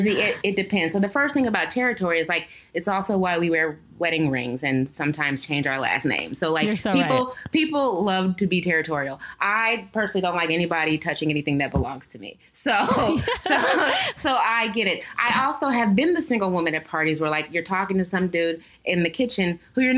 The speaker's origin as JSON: {"language": "English", "region": "Texas", "country": "United States", "moved": "as an adult", "lives_now": "Los Angeles, United States", "said": "I'm from Texas"}